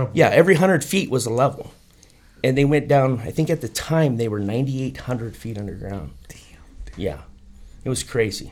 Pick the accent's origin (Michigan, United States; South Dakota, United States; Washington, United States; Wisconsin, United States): South Dakota, United States; Sturgis; now in Phoenix, United States; I'm from Sturgis, South Dakota, where they have the big motorcycle rally. I was born and raised, went to high school there.